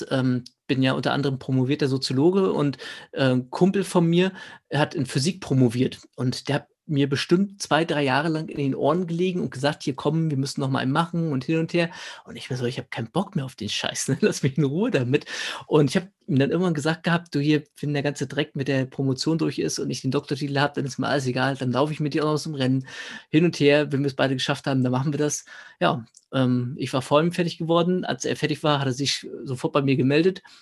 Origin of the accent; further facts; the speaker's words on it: Schwerin, Mecklenburg-Vorpommern, Germany; ich komme aus Schwerin ganz ursprünglich und da gibt es einen schönen Ultra